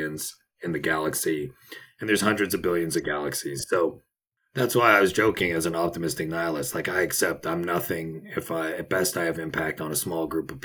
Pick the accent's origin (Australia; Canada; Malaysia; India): Canada; Toronto, Ontario; moved away as an adult; also born or lived in Montreal, Canada / New York, United States / St. Kitts; I was born in Montreal, Canada, raised in Toronto